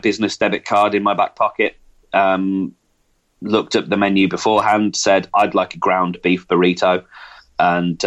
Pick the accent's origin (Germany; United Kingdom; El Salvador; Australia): United Kingdom; England; moved away; I'm English